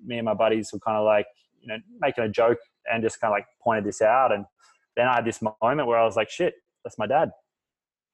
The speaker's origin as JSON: {"language": "English", "town": "Fremantle", "region": "Western Australia", "country": "Australia", "tie": "born or raised there", "moved": "as an adult", "lives_now": "Bali, Indonesia", "said": "I was born in Fremantle with a single mother who worked her ass off"}